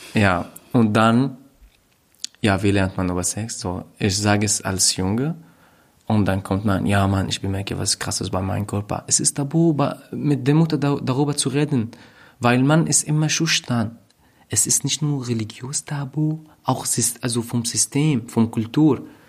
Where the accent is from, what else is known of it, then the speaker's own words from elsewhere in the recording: Raqqa, Raqqa Governorate, Syria; German is a second language; moved away as an adult; also born or lived in Hama, Syria; now in Berlin, Germany; in Raqqa, wo ich aufgewachsen bin.